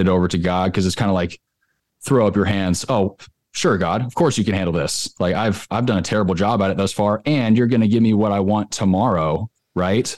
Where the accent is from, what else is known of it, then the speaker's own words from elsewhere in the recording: California, United States; now in Nashville, United States; I live in Nashville. I'm originally from California